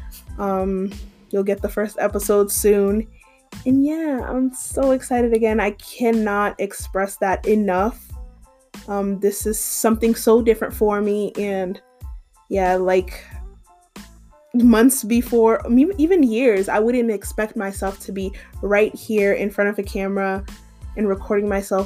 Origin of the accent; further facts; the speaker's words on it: Massachusetts, United States; moved away as an adult; now in Georgia, United States; I am from Massachusetts, but I currently live in Georgia, and I've been living in Georgia for a year and a half now.